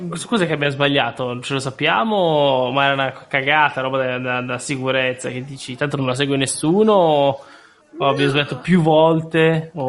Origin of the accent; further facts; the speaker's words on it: Racconigi, Piedmont, Italy; io sono di Racconigi